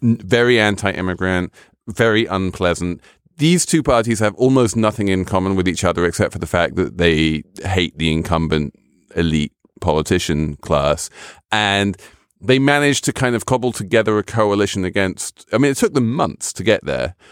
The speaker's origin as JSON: {"language": "English", "region": "England", "country": "United Kingdom", "said": "as a Brit"}